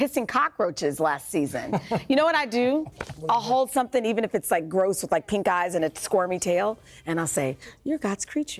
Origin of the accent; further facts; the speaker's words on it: Kansas, United States; moved away; I'm from Kansas